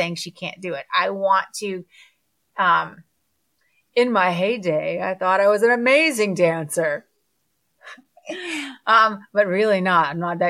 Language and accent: English; South Florida, United States; also born or lived in Orlando; I grew up in South Florida